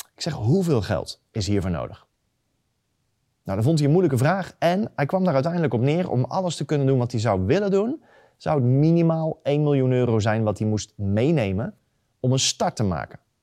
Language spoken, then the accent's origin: Dutch; near Eindhoven, North Brabant, Netherlands; ik kom uit de buurt van Eindhoven